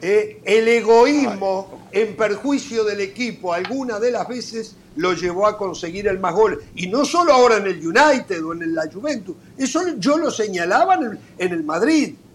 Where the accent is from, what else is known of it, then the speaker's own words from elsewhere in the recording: Uruguay; en mi país